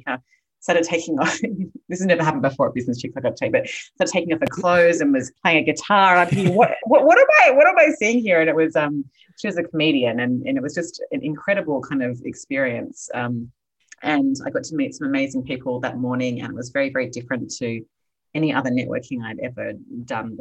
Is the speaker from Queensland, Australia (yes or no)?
no; Sydney, New South Wales, Australia; moved away as an adult; now in Los Angeles, United States; I am Australian, originally born and raised in Sydney, Australia. I now live in California